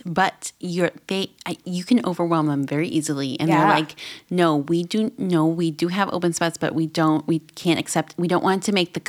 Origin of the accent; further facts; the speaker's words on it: Midwest, United States; We're from the Midwest.